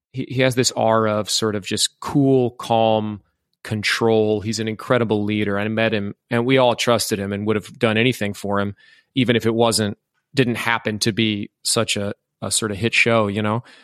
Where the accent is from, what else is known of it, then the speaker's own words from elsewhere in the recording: Iowa, United States; moved away as an adult; also born or lived in New York / Louisville, Kentucky; I grew up in Iowa. I lived in Iowa until I was twenty-two.